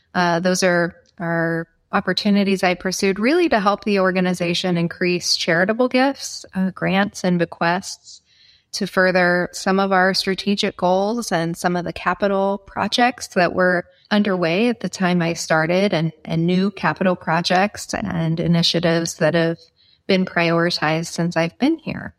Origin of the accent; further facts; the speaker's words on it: Nebraska, United States; I was born and raised in Nebraska, where I still reside.